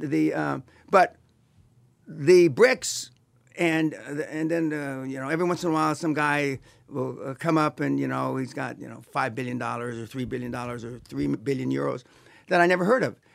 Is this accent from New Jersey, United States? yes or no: no; Los Angeles, California, United States; I'm from East L A, uh, not too far from here. uh, Boyle Heights